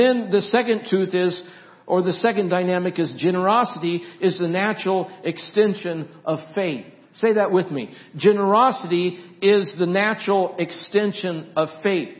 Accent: Nampa, Idaho, United States; moved away; This is Nampa. I grew up in Nampa.

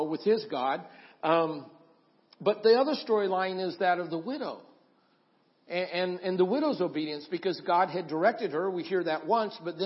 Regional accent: Idaho, United States; I grew up in Idaho, and I've been around the mountains

